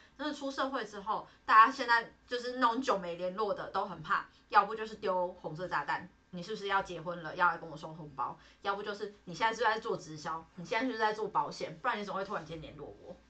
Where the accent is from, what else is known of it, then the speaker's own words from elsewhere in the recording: Nantou County, Taiwan; moved away; 然后他们家跟我们家刚好都在南投那里